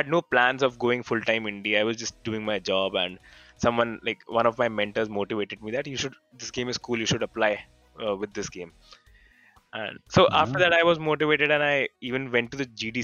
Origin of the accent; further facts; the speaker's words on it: India; So I'm from India